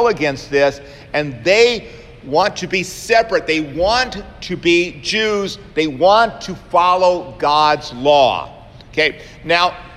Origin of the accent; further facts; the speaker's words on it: Savannah, Georgia, United States; when I was growing up in Savannah, Georgia